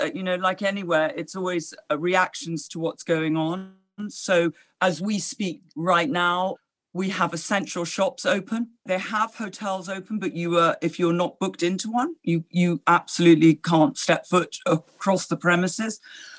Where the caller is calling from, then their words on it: Switzerland; I'm phoning you from a rather snug office in Switzerland, where I have been based most of this year during the lockdown.